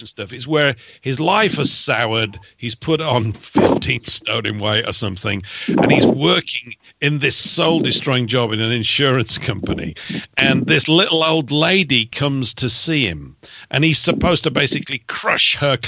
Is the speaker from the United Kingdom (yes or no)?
yes; England, United Kingdom; I'm English